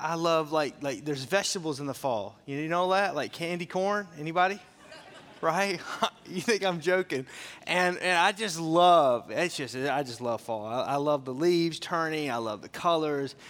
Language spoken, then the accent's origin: English; Fort Smith, Arkansas, United States; I grew up in Arkansas, so I grew up in a town called Fort Smith.